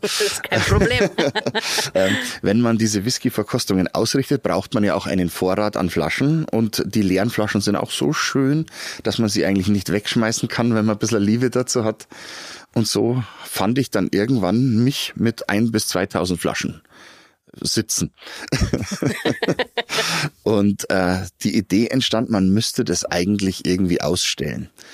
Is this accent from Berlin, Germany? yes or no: no; Garmisch-Partenkirchen, Bavaria, Germany; moved away as an adult; now in Regensburg, Germany; Ursprünglich komme ich aus Patenkirchen. Aber ich bin schon seit 95 in der schönen Domstadt und wollte nicht mehr weg.